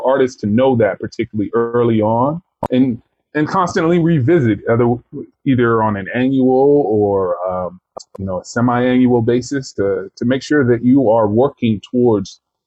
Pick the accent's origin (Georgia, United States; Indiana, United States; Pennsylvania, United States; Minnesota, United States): Georgia, United States; Atlanta; also born or lived in Kentucky; now in Brooklyn, United States; I grew up in Atlanta, and I was born in Kentucky